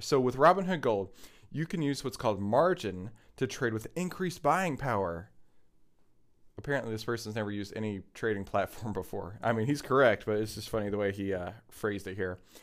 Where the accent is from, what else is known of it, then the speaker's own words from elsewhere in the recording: Texas, United States; I grew up in Texas and I still live in Texas